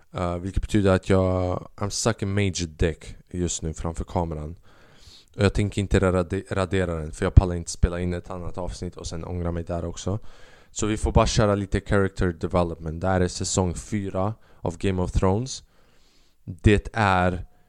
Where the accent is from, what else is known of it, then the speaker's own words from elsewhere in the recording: Albania; now in Sweden; Jag är från Albanien